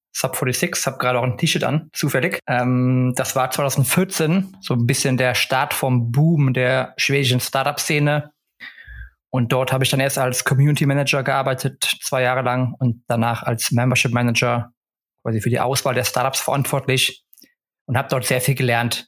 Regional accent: Cologne, North Rhine-Westphalia, Germany; moved away as an adult; also born or lived in Netherlands / United States / England / Stockholm, Sweden; ich bin ursprünglich aus Köln, bin also wieder zu Hause

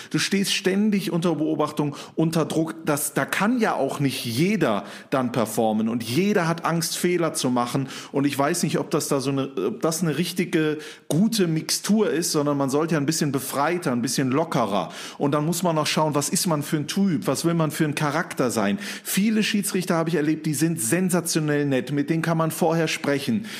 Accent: Mönchengladbach, North Rhine-Westphalia, Germany; bei mir in Mönchengladbach, wo ich aufgewachsen bin

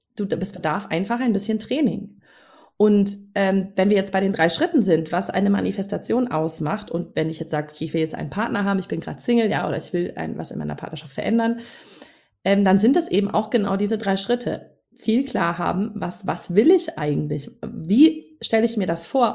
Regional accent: Northern Germany, Germany; moved away; also born or lived in Munich; ich als Norddeutsche habe damals in München gewohnt

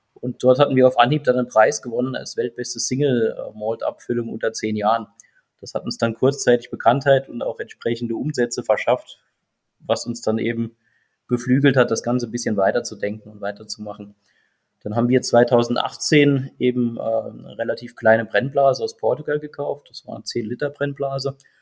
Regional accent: Saarland, Germany; Wir sind ja alle Saarländer

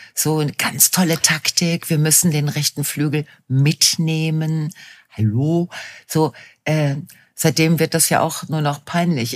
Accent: Ruhr area, North Rhine-Westphalia, Germany; meine Heimatregion

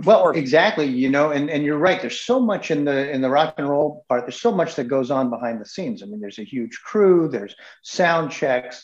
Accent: United States; moved away as an adult; I grew up in in New England, in the suburbs of New York City

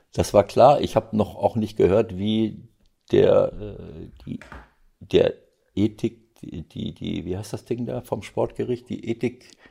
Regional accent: Bielefeld region, North Rhine-Westphalia, Germany; now in Mönchengladbach, Germany; Bielefeld würde mir das Herz bluten äh, aus meiner Heimatregion

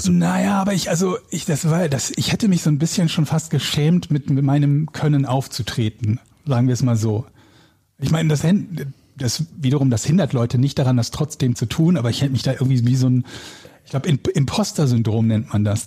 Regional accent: Willich, North Rhine-Westphalia, Germany; born or raised there; moved away; also born or lived in Hamburg

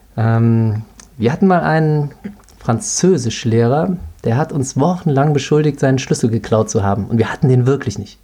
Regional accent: Cologne, North Rhine-Westphalia, Germany; ich bin in Ports zur Schule gegangen, Köln-Ports

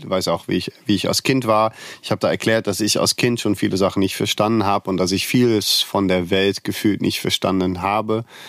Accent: Netherlands; now in Cologne, Germany; Ich komme aus Holland und bin in Köln geblieben

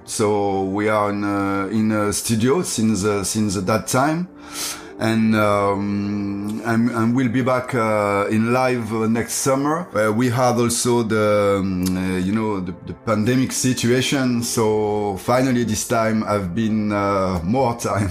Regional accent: France; English is a second language; my my hometown like i'm i'm come from um, a little city in um, in countryside

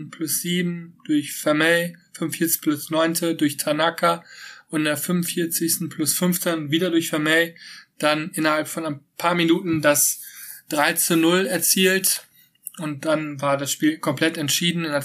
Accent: Rhineland, Germany; Ich als äh, Rheinländer bin sehr, sehr gespannt und würde mich natürlich freuen, wenn Düsseldorf in die erste Liga zurückkehrt

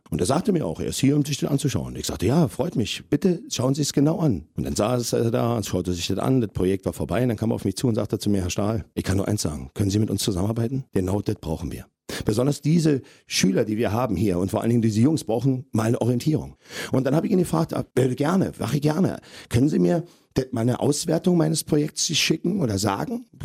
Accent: Berlin, Germany; Und das Recht habe ich mir herausgenommen als Berliner, als Steuerzahler und als Vater von zwei kleinen Kindern

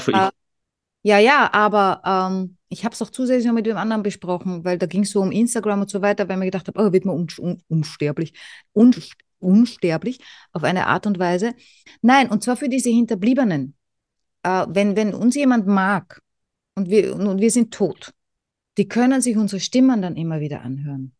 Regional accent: Vienna, Austria; ich komme aus Wien

